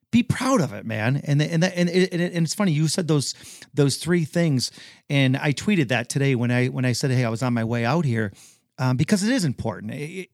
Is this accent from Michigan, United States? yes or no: yes; Detroit, Michigan, United States; You know, and we're both from Detroit, you know what I mean?